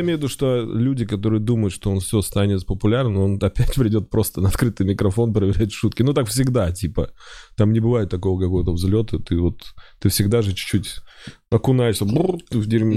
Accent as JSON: {"language": "Russian", "town": "Oral", "region": "West Kazakhstan Region", "country": "Kazakhstan", "tie": "born or raised there", "also_born_or_lived": "Saint Petersburg", "moved": "yes", "said": "Я был в этом году в родном городе, в Уральске"}